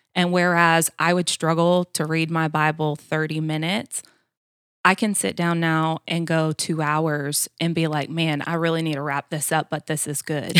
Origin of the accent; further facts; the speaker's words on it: Florida, United States; moved away as an adult; now in Georgia, United States; I grew up in Florida, born and raised, um, only been in Georgia about, uh, ten years now